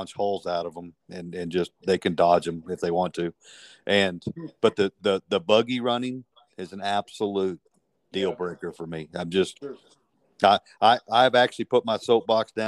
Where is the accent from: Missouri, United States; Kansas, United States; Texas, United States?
Texas, United States; Midland; moved away as an adult; also born or lived in Nigeria / Oklahoma; now in southeast New Mexico, United States; I was basically born and raised in Midland, Odessa also. I got the chance to move around with my dad quite a bit, and lived in Nigeria and lived in Oklahoma and all over West Texas